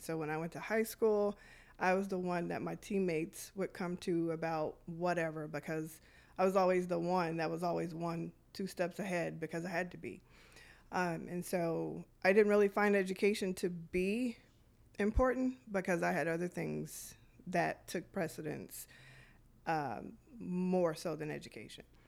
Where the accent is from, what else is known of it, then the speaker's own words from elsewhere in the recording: Detroit, Michigan, United States; I grew up in Detroit around the eighties